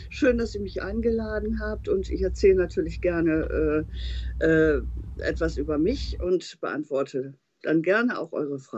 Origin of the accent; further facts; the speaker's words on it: Emden, Lower Saxony, Germany; also born or lived in Hinte; ostfriesisches Küstenkind. Ich hänge auch sehr an der Region. Bin auf der Warft in Hinte geboren, also im Landkreis Aurich, aber lebe äh, in Emden, auch heute immer noch in Emden. Äh, bin in Emden zur Schule gegangen